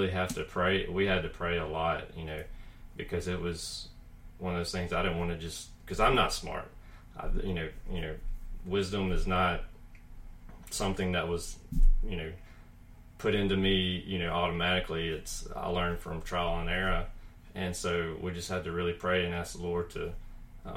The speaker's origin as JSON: {"language": "English", "town": "Columbus", "country": "United States", "tie": "born or raised there", "moved": "yes", "lives_now": "Huntsville, United States", "said": "I grew up in Columbus"}